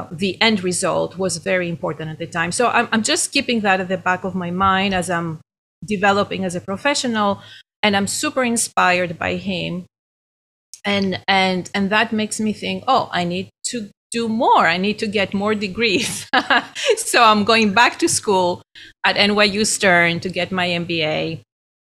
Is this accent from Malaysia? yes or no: no; Greece; accent: Greek; moved away as an adult; now in United States; I'm Greek originally. That's my accent.